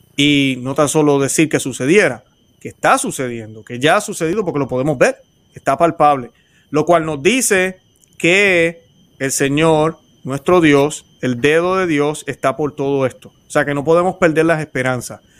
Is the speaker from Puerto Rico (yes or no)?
yes; Puerto Rico; como decimos en Puerto Rico